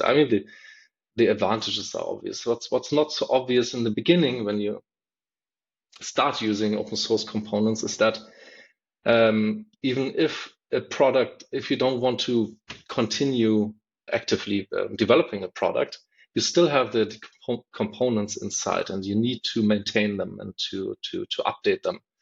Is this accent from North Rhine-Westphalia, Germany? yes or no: no; Berlin, Germany; I'm from Berlin